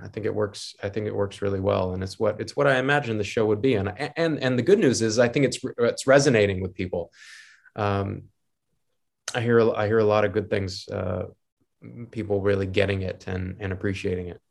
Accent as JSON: {"language": "English", "country": "United States", "said": "I'm American"}